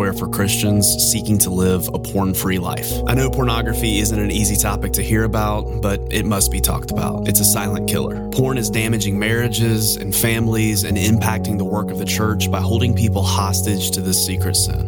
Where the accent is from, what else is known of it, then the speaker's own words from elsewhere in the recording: South Carolina, United States; Almost exactly 100 miles east of my hometown, in the same state of South Carolina